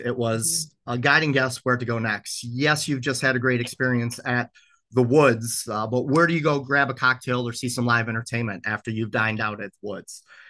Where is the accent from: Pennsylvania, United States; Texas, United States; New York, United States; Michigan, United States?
Michigan, United States; Detroit; also born or lived in western United States; now in Mackinac Island, United States; I was born in Detroit, and most of my upbringing was in the city of Detroit. In the summers, we would make our trek to beautiful northern Michigan, spend a day or two on Mackinac Island as a child.